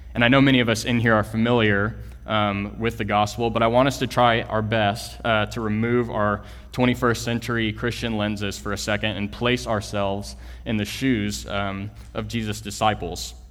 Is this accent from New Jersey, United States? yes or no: no; Kingwood, Texas, United States; moved away as an adult; also born or lived in Lubbock, Texas; I am originally from Kingwood, Texas, which is a small suburb uh, northeast of Houston